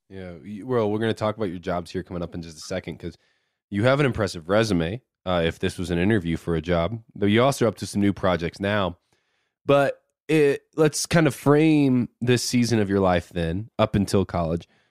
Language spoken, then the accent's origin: English; Indiana, United States; I'm from Indiana.